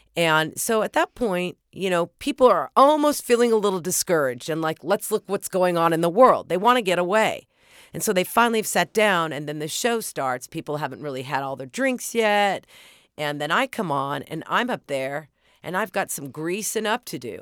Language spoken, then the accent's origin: English; Oklahoma, United States; moved away; I grew up in Oklahoma